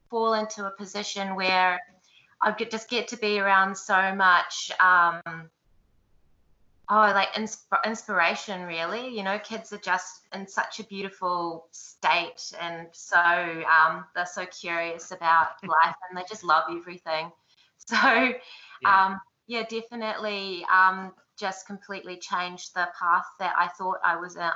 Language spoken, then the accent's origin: English; Wellington, New Zealand; moved away as an adult; also born or lived in Timaru / Dunedin / Hawera; Um, well, I'm from Wellington in New Zealand. I was born there. Um, I moved around quite a bit when I was a kid, so I've lived in Timaru and um, Dunedin and Hawera